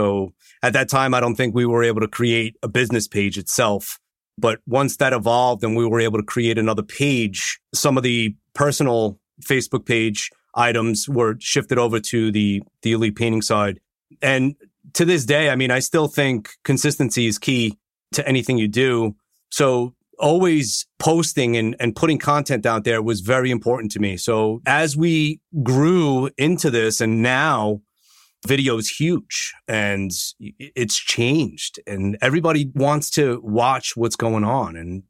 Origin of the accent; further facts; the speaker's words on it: Long Island, New York, United States; I'm from Long Island.